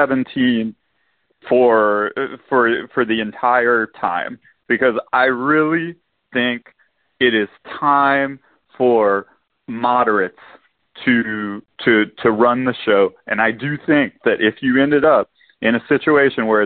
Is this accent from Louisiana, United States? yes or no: yes; Louisiana, United States; I'm from Louisiana